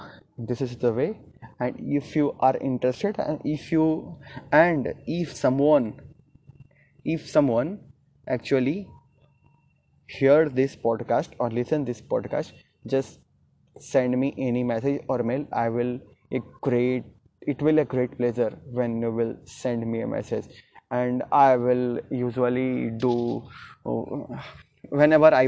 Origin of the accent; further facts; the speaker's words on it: Gaya, Bihar, India; English is a second language; I am from Gaya, Bihar